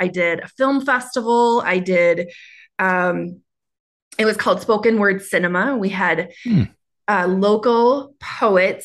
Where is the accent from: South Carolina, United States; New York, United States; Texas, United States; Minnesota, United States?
Minnesota, United States; accent: Minnesota; moved away as an adult; also born or lived in California; My Minnesota accent's coming up